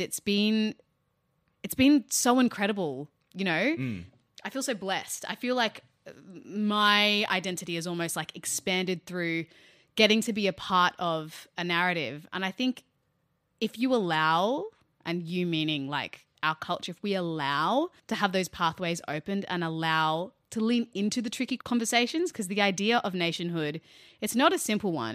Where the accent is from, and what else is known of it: Australia